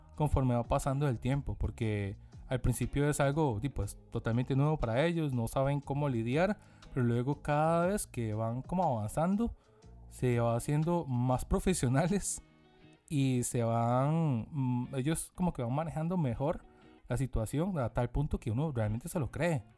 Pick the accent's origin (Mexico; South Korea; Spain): South Korea; uno siendo coreano